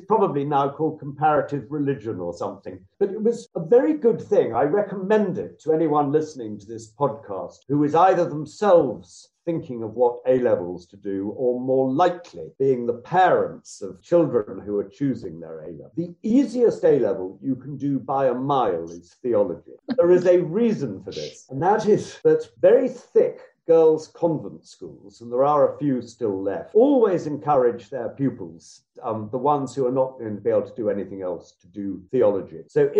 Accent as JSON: {"language": "English", "area": "West Sussex", "region": "South East England", "country": "United Kingdom", "tie": "born or raised there", "said": "I grew up in West Sussex"}